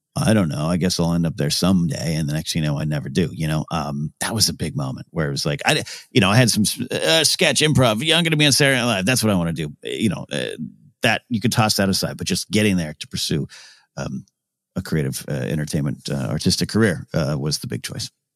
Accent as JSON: {"language": "English", "town": "Arroyo Grande", "region": "California", "country": "United States", "tie": "born or raised there", "also_born_or_lived": "Los Angeles", "moved": "as an adult", "said": "my hometown"}